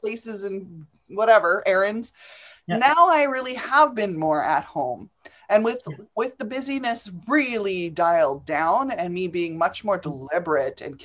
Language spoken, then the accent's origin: English; England, United Kingdom; now in Canada; I was an immigrant. I came over from from England. It doesn't matter. I come from England.